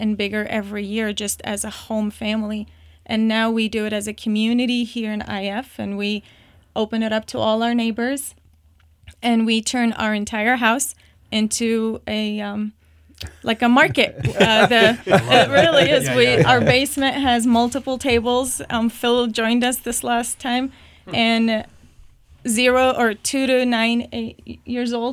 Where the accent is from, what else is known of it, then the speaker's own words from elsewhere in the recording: Baghdad, Baghdad Governorate, Iraq; moved away; also born or lived in Jordan / Turkey; I was born and raised in Baghdad, Iraq